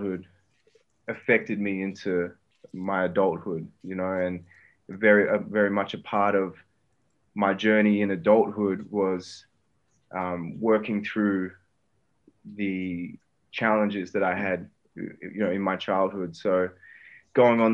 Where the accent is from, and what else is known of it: Perth, Western Australia, Australia; born or raised there; moved away as an adult; also born or lived in Brazil / Melbourne